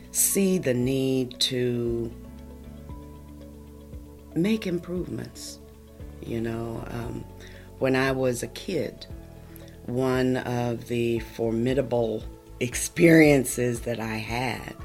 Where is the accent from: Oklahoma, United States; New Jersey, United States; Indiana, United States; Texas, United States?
Oklahoma, United States; Logan County; also born or lived in Connecticut; I'm a native Oklahoman, born and raised in Logan County, just south of Guthrie, on a horse and cattle ranch.